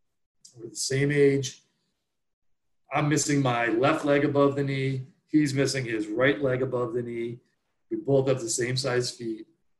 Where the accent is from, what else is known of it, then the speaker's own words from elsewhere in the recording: the East, United States; growing up in the East, we ski, there's ice back here.